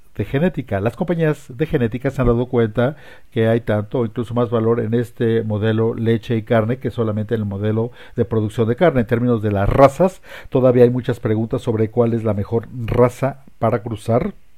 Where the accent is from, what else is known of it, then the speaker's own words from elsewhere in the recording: Colorado, United States; also born or lived in Lubbock, Texas; now in Wichita, United States; Originalmente vengo de Colorado.